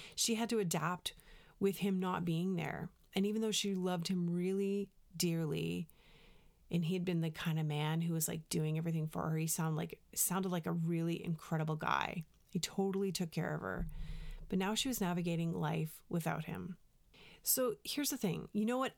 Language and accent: English; Canada; moved away; also born or lived in United States; Now, I'm Canadian